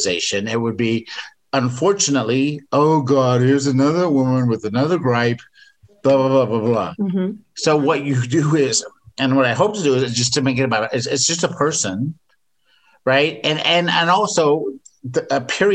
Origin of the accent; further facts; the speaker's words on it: England, United Kingdom; moved away; I grew up in England